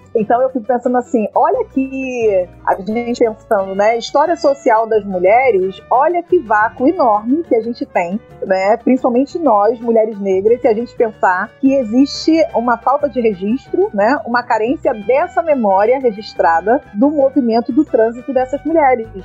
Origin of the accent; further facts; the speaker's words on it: Rio de Janeiro, Brazil; moved away as an adult; also born or lived in Baixada Fluminense; now in Salvador, Brazil; eu sou do Rio de Janeiro, né? Do subúrbio carioca, é, nascida na Baixada Fluminense, e criada nos subúrbios, né? Irajá, é, Vigário Geral, Cordovil, Penha, enfim. E hoje em dia eu moro em Salvador